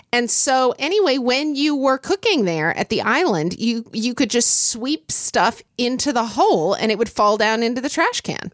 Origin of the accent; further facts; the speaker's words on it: Oklahoma City, Oklahoma, United States; I grew up in Oklahoma City